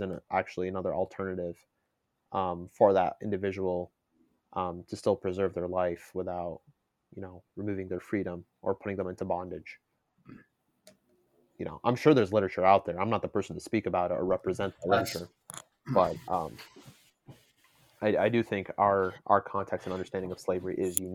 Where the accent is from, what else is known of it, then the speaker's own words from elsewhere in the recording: United States; I'm an American